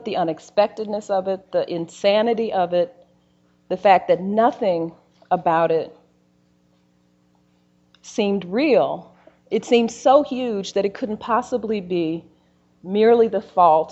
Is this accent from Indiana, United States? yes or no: yes; Gary, Indiana, United States; moved away as an adult; my brother, Daryl, who I grew up in Gary, Indiana